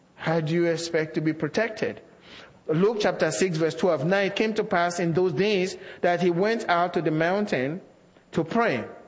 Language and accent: English; Nigeria; moved away; as a young Christian growing up in Nigeria